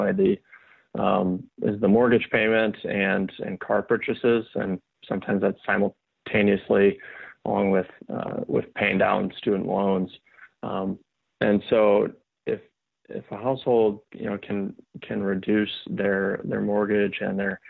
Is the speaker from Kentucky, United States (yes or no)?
no; Sioux Falls, South Dakota, United States; moved away as an adult; also born or lived in Iowa; now in Nashville, United States; I'm originally from South Dakota, Sioux Falls, South Dakota, born and raised, and then moved to Nashville, Tennessee here in 2015